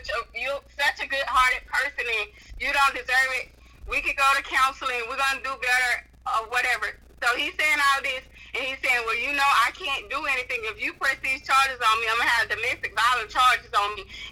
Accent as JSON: {"language": "English", "region": "Alabama", "country": "United States", "said": "I'm from Alabama, so I live like southern part of Alabama, like on the Gulf Coast. I live there now, and that's where we moved"}